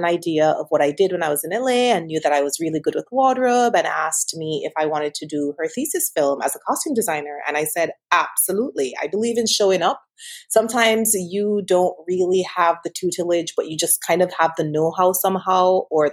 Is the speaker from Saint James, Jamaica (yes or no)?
yes; Montego Bay, Saint James, Jamaica; I am from Montego Bay, Jamaica